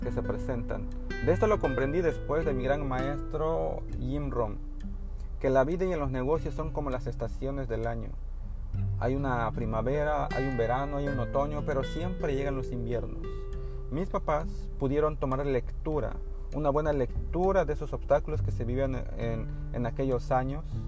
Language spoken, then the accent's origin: Spanish; northern Chiapas, Mexico; moved away as an adult; also born or lived in Tuxtla Gutiérrez, Mexico; now in Cancún, Mexico; Yo vengo de la zona norte de Chiapas, en una comunidad enclavada en, en la selva norte